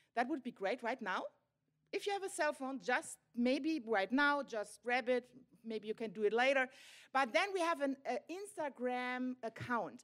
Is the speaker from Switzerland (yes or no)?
no; Germany; we are pastors from Germany